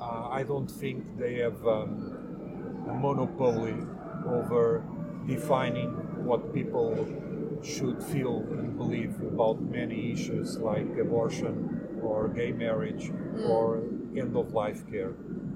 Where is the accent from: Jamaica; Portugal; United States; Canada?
Portugal; Lisbon; I'm 48 years old. I'm from Lisbon. I'm a secularist, most of all. Albeit, I'm also an atheist. I have no religion whatsoever.